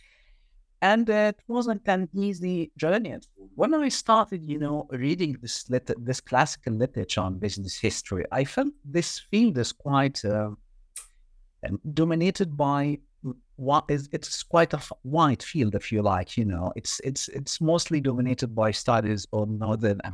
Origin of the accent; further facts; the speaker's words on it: Egypt; moved away as an adult; I did my undergrad in banking, and this was back in Egypt, my home country